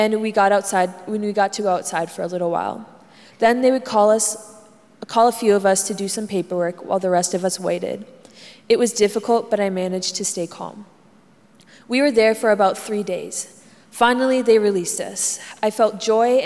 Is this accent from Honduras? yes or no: yes; Honduras; moved away as an adult; now in United States; I left my whole family back in Honduras, and I want to go back there one day.